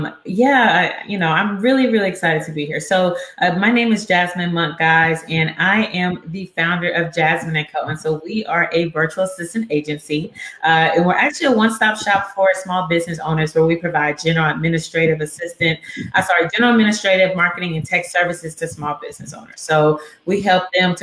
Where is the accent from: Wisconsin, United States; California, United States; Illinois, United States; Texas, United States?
Texas, United States; Dallas; moved away as an adult; also born or lived in Houston, Texas; now in Pine Bluff, United States; But I was raised in Dallas